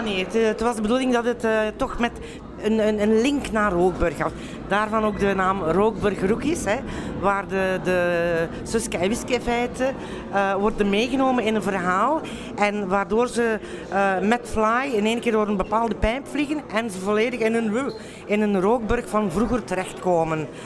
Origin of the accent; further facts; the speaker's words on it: Flanders, Belgium; want we zijn Vlamingen